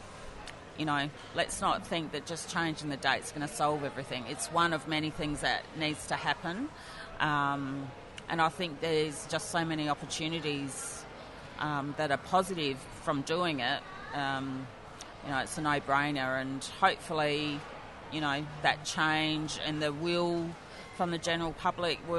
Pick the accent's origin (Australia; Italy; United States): Australia; Adelaide, South Australia; Adelaide's mostly been home, done most of my growing up on Kaurna country